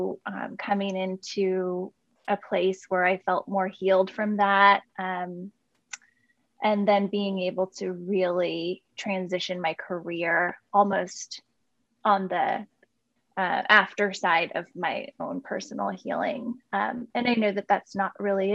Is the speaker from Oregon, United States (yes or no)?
yes; Portland, Oregon, United States; also born or lived in Southern California; I'm born and raised in Portland, Oregon. Grew up here and lived in Southern California for about 15 years for school and then ended up moving back.